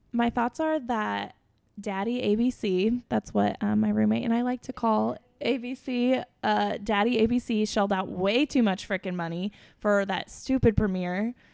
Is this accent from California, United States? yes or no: no; Missouri, United States; also born or lived in Chicago; I'm from Missouri, but my mom is from Kansas